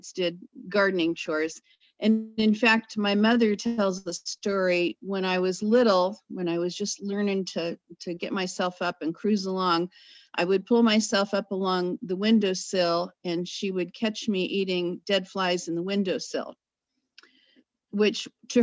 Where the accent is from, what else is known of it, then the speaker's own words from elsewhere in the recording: California, United States; moved away as an adult; now in Yaak, Montana, United States; I come from California, but I've been in the upper northwest part of Montana for almost 15 years